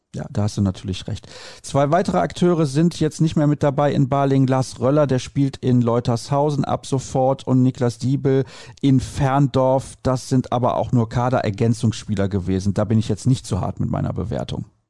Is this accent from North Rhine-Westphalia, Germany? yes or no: yes; Solingen, North Rhine-Westphalia, Germany; ich komme natürlich auch aus Solingen, ist mein Heimatverein